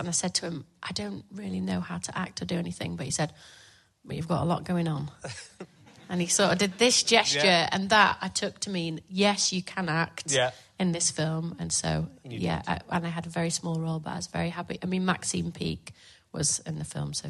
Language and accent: English; Leeds, Yorkshire and the Humber, United Kingdom; I was born in Leeds